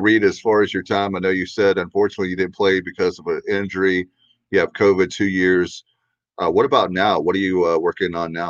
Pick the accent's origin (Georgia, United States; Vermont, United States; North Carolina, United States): North Carolina, United States; Williamston; I moved back home to Williamston, and I was working in Raleigh in radio